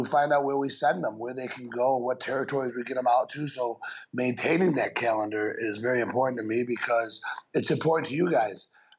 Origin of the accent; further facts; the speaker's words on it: Michigan, United States; moved away; also born or lived in Texas; I grew up in Michigan, and I moved to Texas.